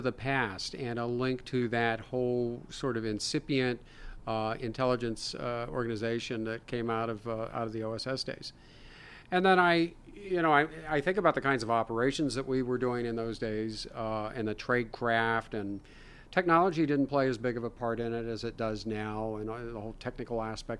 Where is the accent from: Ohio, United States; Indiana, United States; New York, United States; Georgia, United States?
Ohio, United States; I'm from Ohio